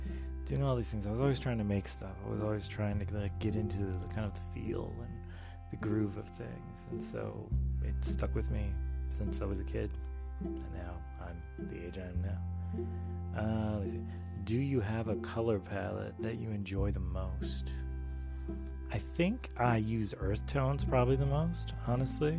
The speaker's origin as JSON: {"language": "English", "town": "Charlotte", "region": "North Carolina", "country": "United States", "tie": "born or raised there", "moved": "yes", "lives_now": "Maryland, United States", "said": "I grew up, actually, a large portion of my life, I grew up in North Carolina. I grew up in Charlotte, North Carolina."}